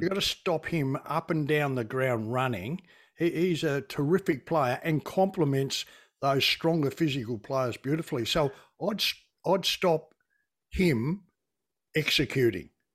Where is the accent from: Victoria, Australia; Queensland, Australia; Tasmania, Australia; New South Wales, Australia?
Tasmania, Australia; moved away; when I grew up in Tassie